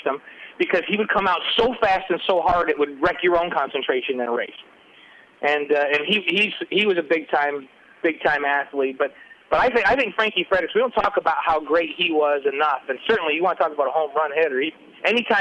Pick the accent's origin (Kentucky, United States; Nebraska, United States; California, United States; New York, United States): New York, United States; an LDS kid growing up in New York